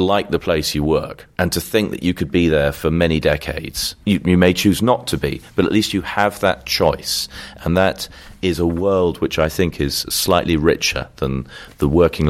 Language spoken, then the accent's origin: English; London, United Kingdom; maybe it's because I'm a Londoner